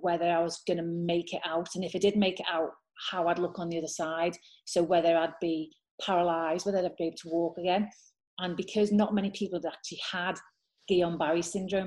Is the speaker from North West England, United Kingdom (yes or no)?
yes; Liverpool, North West England, United Kingdom; I'm from Liverpool. I grew up in Liverpool